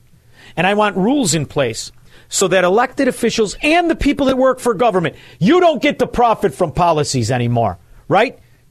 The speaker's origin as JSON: {"language": "English", "town": "Chicago", "region": "Illinois", "country": "United States", "said": "I'm from Chicago. I say Vivek."}